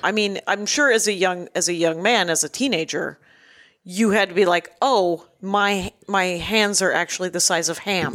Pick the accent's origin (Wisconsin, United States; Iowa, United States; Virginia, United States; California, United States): Wisconsin, United States; I'm from Wisconsin